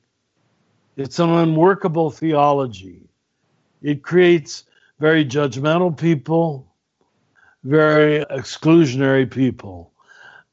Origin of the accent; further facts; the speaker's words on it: Kansas, United States; now in New Mexico, United States; grew up in Kansas